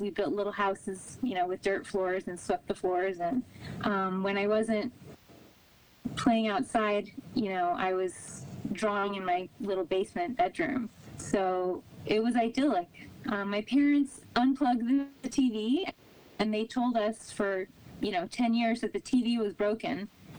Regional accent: New Canaan, Connecticut, United States; I didn't realize how lucky I was until the last few years when I started reflecting on my childhood

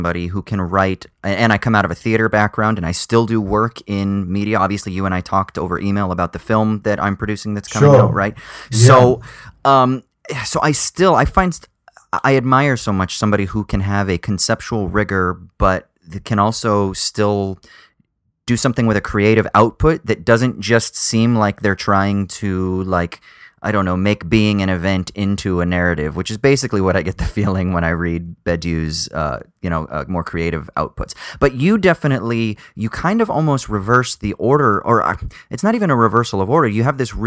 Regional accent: Orange County, California, United States; moved away; also born or lived in United Kingdom; I grew up in the Burbs in Orange County, Southern Orange County, California

